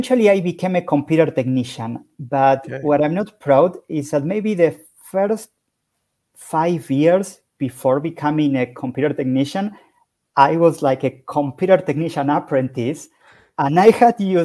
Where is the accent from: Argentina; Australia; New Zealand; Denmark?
Argentina; Buenos Aires; I am from Buenos Aires, Argentina